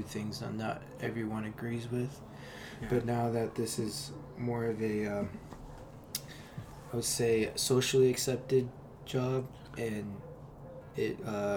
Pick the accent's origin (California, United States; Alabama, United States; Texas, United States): California, United States; Orange; also born or lived in Buena Park, California; I grew up in Buena Park first couple of years of my life. Moved over here to Orange. Went to Villa Park High School